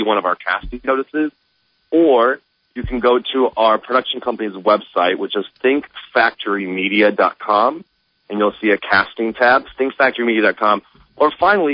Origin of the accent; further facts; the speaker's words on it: Des Moines, Iowa, United States; moved away as an adult; also born or lived in Omaha, Nebraska; I'm actually from Iowa